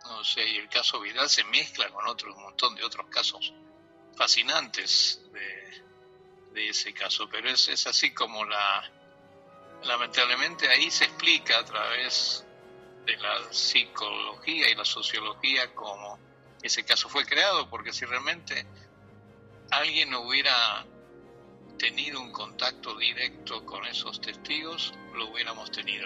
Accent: Argentina; moved away; soy un argentino que hace muchos años dejó Argentina

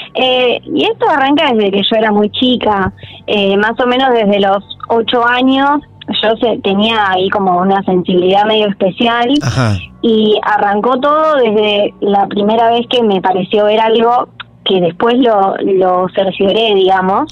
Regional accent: General San Martín, Buenos Aires Province, Argentina; Yo soy de General San Martín, de Zona Norte

